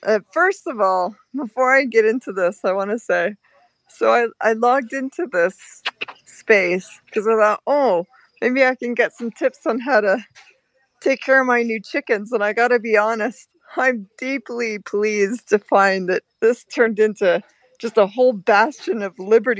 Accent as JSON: {"language": "English", "country": "Canada", "moved": "yes", "said": "So for us to change, we came from Canada to come here, but we came so that we could have this lifestyle."}